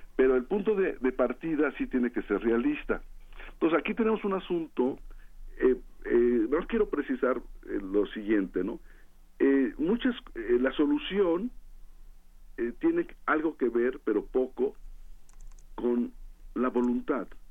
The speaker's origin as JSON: {"language": "Spanish", "country": "Mexico", "said": "soy mexicano"}